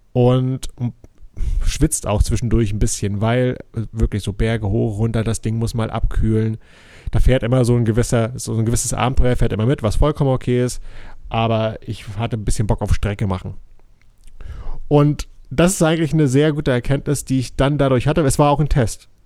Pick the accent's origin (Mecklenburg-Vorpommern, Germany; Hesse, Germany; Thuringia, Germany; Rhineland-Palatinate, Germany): Mecklenburg-Vorpommern, Germany; hier bei uns in Mecklenburg